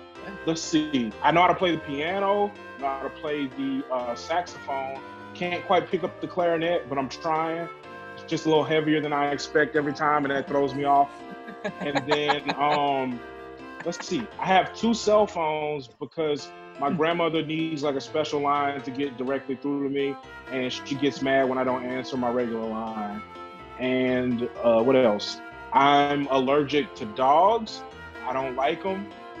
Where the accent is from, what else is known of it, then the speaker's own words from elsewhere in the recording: Bernice, Louisiana, United States; I grew up in Bernice, Louisiana. I am 74 years old in dog years.